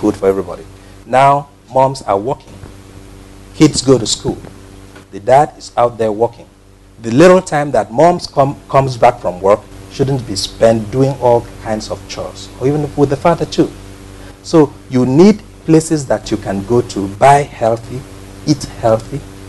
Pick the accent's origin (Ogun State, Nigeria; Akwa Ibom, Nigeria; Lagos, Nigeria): Akwa Ibom, Nigeria; moved away as an adult; now in United States; I'm from Nigeria. I'm from Akwa Ibom State